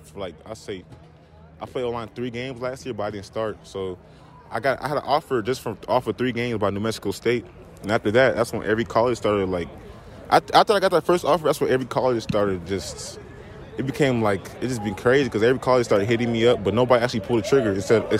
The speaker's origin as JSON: {"language": "English", "country": "Nigeria", "said": "I'm Nigerian."}